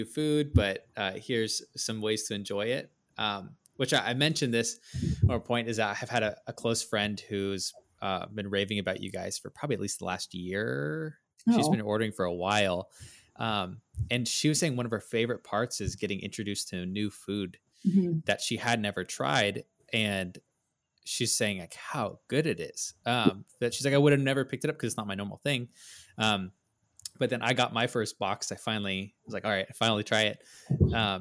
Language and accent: English; United States; growing up in America